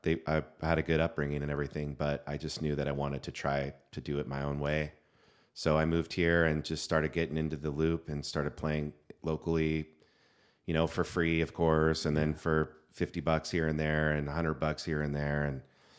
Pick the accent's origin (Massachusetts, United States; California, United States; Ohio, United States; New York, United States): California, United States; now in San Diego, United States; I was born in Northern California. I was born in San Francisco, moved to San Diego at 18 to go to San Diego State.